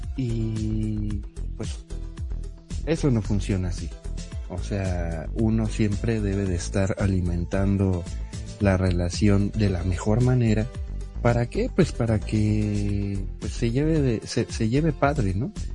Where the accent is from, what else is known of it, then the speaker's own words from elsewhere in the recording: Mexico City, Mexico; yo tengo 39 años, soy de la Ciudad de México